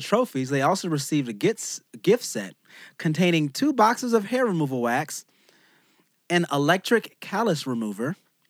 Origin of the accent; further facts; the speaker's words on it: United States; I'm an American.